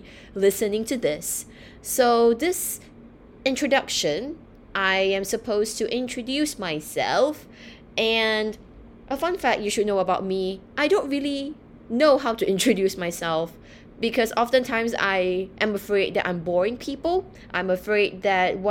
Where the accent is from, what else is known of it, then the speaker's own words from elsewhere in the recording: Singapore; moved away as an adult; also born or lived in United Kingdom; I was born and raised in Singapore.